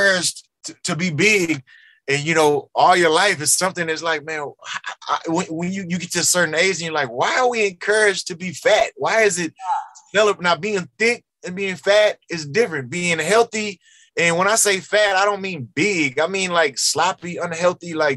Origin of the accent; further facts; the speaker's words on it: Texas, United States; growing up in Texas, where I grew up